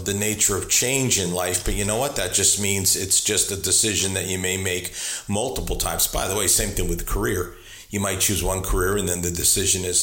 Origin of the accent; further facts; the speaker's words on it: New England, United States; moved away as an adult; now in Richmond, United States; I'm originally from New England. I have spent the last 30 years of my life, just hit 30 years, in Richmond, Virginia.